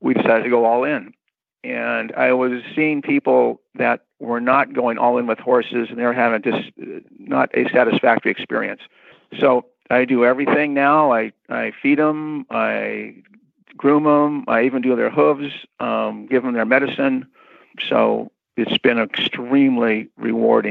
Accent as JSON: {"language": "English", "town": "Newport Beach", "region": "California", "country": "United States", "tie": "born or raised there", "said": "I grew up in Newport Beach, surfer and sailing"}